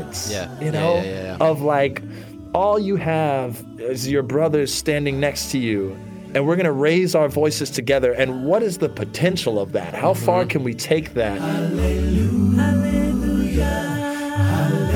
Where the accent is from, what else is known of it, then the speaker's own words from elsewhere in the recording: Northwest Alabama, United States; moved away as an adult; also born or lived in United Kingdom; now in New York City, United States; I grew up in Northwest Alabama, had a good education.